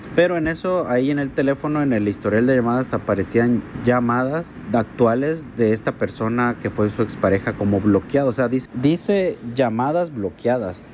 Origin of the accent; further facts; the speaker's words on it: Mexico; Yo estuve trabajando en Canadá y soy mexicano